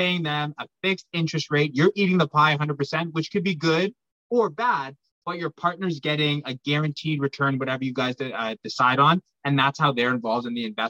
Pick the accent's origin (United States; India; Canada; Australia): Canada; Pickering, Ontario; born and raised in Pickering, Ontario, just outside of Toronto.